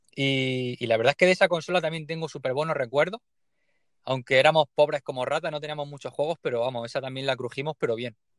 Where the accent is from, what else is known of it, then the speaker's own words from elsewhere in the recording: Leruela, Jaén, Andalusia, Spain; vengo de un pueblecillo muy pequeño que se llama Leruela, en Jaén